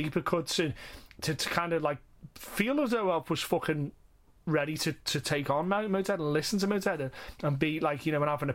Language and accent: English; the Northwest, North West England, United Kingdom; moved away; I'm not from Liverpool, but I'm from the Northwest